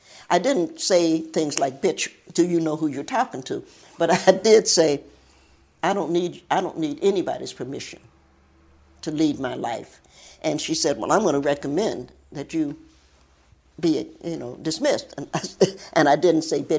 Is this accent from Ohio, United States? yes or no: yes; Cincinnati, Ohio, United States; moved away as an adult; also born or lived in Knoxville, Tennessee / Lincoln Heights, Ohio / Appalachia; now in Virginia, United States; But when Mommy delivered me, we moved, after that, we moved to Cincinnati